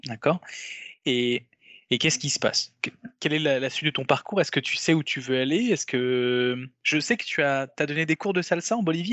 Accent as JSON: {"language": "French", "country": "France", "said": "on est européens, on est français"}